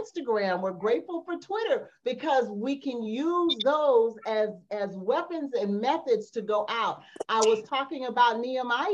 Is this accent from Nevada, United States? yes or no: yes; Las Vegas, Nevada, United States; moved away as an adult; now in Atlanta, United States; I was watching my church service from Vegas because I'm from Vegas. So I'm only in Atlanta temporarily.